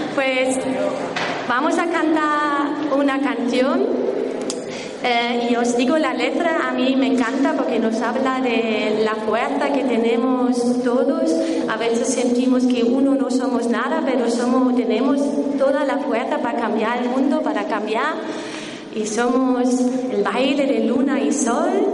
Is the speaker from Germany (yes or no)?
yes; Germany; accent: German; Spanish is a second language; mi acento alemán